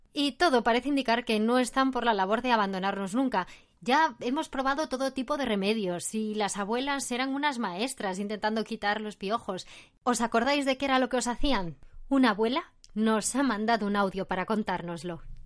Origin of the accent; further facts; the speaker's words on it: Oviedo, Asturias, Spain; soy de Oviedo y tengo 63 años